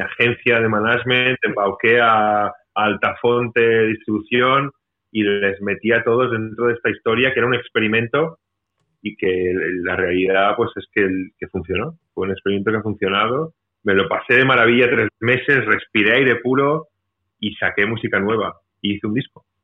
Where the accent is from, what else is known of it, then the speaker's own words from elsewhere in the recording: Mallorca, Balearic Islands, Spain; una cuenta pendiente que tenía con mi tierra, porque esto es aquí en Mallorca